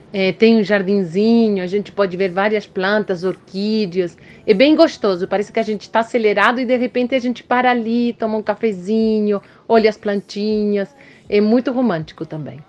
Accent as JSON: {"language": "Portuguese", "country": "Chile", "moved": "yes", "lives_now": "São Paulo, Brazil", "said": "eu sou chilena"}